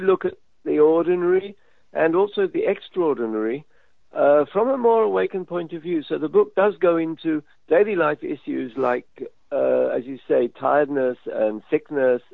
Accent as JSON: {"language": "English", "region": "London", "country": "United Kingdom", "tie": "born or raised there", "also_born_or_lived": "Israel", "moved": "yes", "said": "when I was, I guess, 7, growing up in London"}